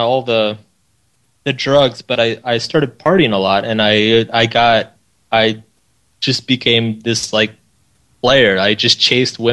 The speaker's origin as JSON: {"language": "English", "town": "Austin", "region": "Texas", "country": "United States", "tie": "born or raised there", "said": "I grew up in Austin, Texas."}